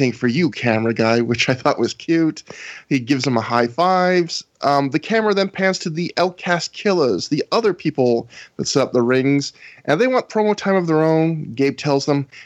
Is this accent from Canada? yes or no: yes; Canada; I am so Canadian